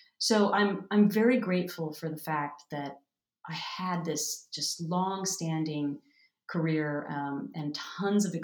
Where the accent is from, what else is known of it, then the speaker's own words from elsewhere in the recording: Minnesota, United States; moved away; growing up in Minnesota with Minnesota nice